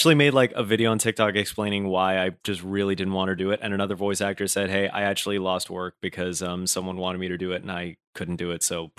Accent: Brooklyn, New York, United States; accent: general American; they'll be very surprised if I say that I'm from Brooklyn. They're like, "Why don't you have an accent?" I'm like, "What?" I think mine is just like a more of a general American accent.

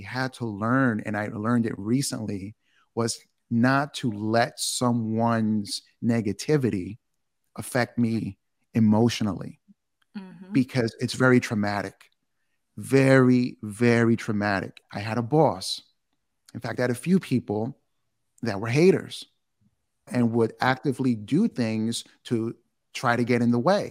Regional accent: New York City, New York, United States; I'm from New York. I'm from Queens

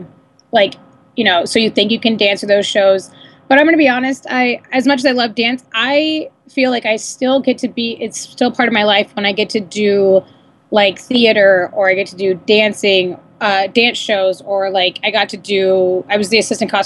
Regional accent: San Diego, California, United States; moved away as an adult; also born or lived in Los Angeles; I came back down to San Diego, which is my hometown

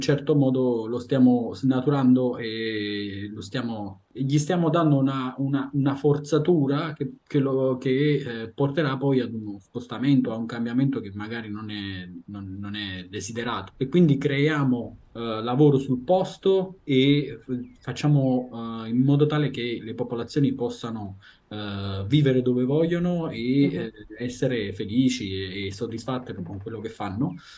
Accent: Italy; moved away as an adult; l'Italia è il mio paese di origine sono italiano

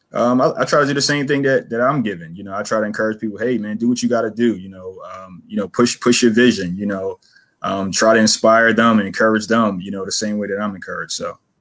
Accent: Philadelphia, Pennsylvania, United States; I'm born and raised in Philadelphia. Uh, grew up in Logan, Logan section of Philly

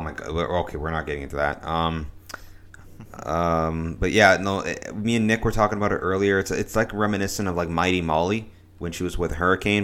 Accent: Canada; as a Canadian

